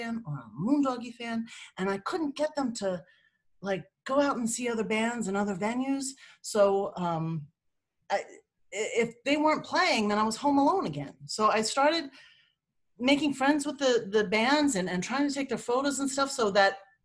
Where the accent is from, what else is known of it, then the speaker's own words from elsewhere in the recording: Lancaster, Pennsylvania, United States; moved away; also born or lived in Manhattan, New York; I'm from Lancaster, Pennsylvania, so I'm home on the Amish Dunge